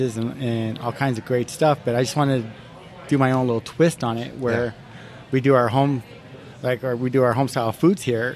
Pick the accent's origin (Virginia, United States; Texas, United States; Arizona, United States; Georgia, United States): Arizona, United States; Mesa; I'm a native from Mesa.